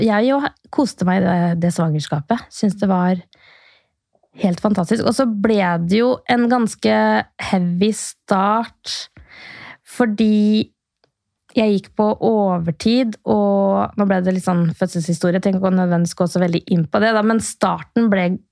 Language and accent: Norwegian; Sarpsborg, Østfold, Norway; moved away as an adult; also born or lived in Queensland, Australia / Los Angeles, United States; så jeg er fra Sarpsborg. Men ved første anledning så flytta jeg så langt jeg kunne